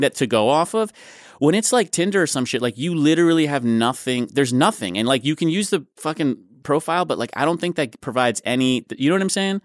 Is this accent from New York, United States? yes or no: yes; New York City, New York, United States; moved away as an adult; now in Los Angeles, United States; I grew up in Manhattan